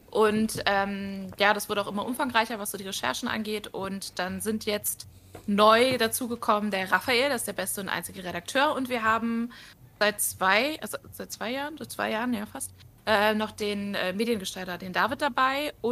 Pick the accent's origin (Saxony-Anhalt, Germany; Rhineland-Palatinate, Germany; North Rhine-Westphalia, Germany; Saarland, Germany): Saarland, Germany